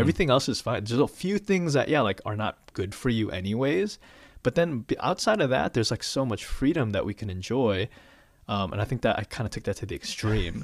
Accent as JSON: {"language": "English", "town": "Chicago", "region": "Illinois", "country": "United States", "tie": "born or raised there", "moved": "yes", "lives_now": "Atlanta, United States", "said": "born and raised in Chicago. I mean, I guess the suburbs of Chicago"}